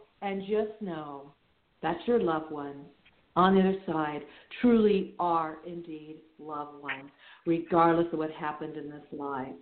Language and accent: English; Wichita, Kansas, United States; I'm also from the Midwest. I'm from Wichita, Kansas